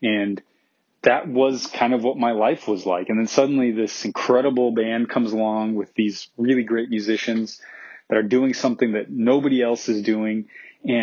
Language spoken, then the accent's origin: English; Omaha, Nebraska, United States; I grew up in Omaha, Nebraska in the 90s